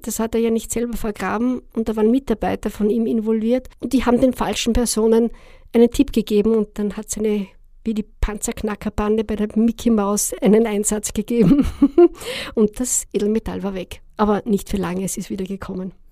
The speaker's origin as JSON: {"language": "German", "country": "Austria", "said": "als Österreicher"}